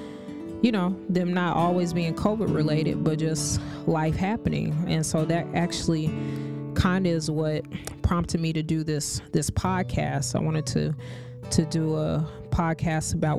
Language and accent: English; Kansas, United States; now in Florida, United States; I grew up in Kansas, but I would spend my holidays and summers here in Florida